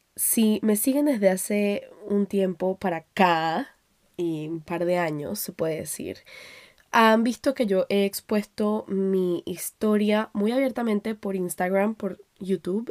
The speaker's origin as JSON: {"language": "Spanish", "country": "Panama", "tie": "born or raised there", "also_born_or_lived": "Colombia", "moved": "yes", "said": "salir de Panamá, que era donde yo vivía antes, donde me, donde me crié, eh, porque yo nací en Colombia"}